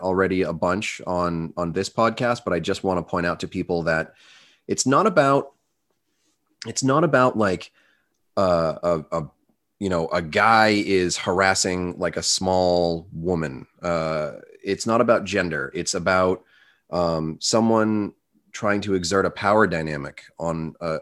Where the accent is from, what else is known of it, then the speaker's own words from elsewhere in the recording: United States; I'm American